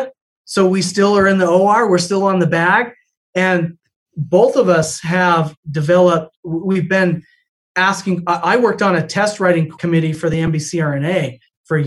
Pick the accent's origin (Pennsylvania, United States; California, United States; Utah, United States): Utah, United States; moved away; I'm from Utah originally